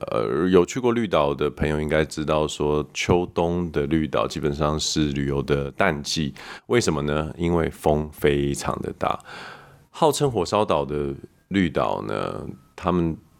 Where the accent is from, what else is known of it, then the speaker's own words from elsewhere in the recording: Canada; moved away; 我在加拿大长大的时候，我们很喜欢看有一部剧叫《Friends》